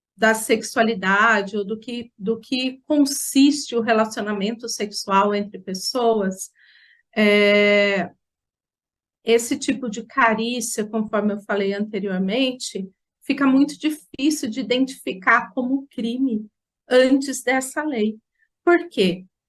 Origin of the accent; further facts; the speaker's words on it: Jacareí, São Paulo, Brazil; eu sou de Jacareí, no estado de São Paulo, e estive conselheira tutelar por três mandatos aqui no meu município